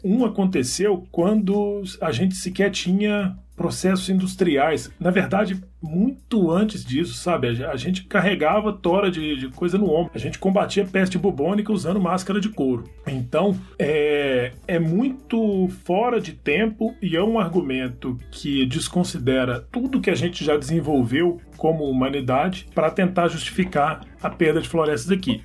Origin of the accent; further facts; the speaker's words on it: Southeast, Brazil; eu que sou do Sudeste